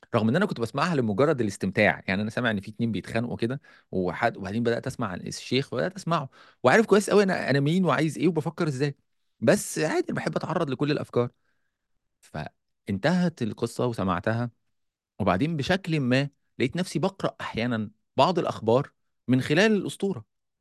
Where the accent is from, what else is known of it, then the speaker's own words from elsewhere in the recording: Egypt; عندنا في مصر